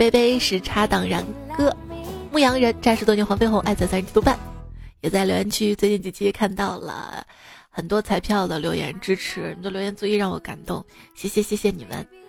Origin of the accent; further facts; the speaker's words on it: Guangxi, China; 然后你们广西人怎么说？我们广西人说是螺蛳粉，精髓。